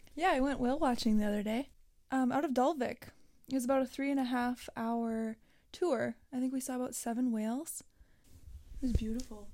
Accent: Mountain, North Dakota, United States; my hometown of Mountain, North Dakota

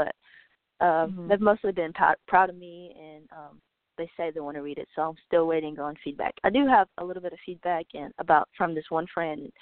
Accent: Bristol, Virginia, United States; I was born in Bristol, Virginia, and I've lived here like almost all my life

